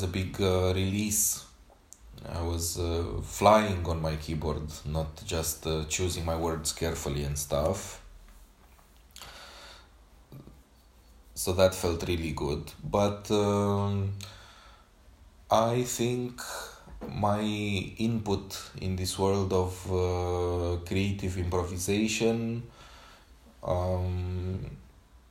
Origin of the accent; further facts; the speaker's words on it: Romania; accent: Romanian; first language Romanian; English is a second language; I'm using my Romanian accent